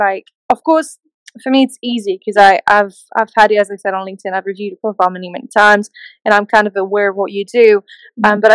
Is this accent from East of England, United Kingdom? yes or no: yes; Newmarket, East of England, United Kingdom; I was born in Newmarket in England.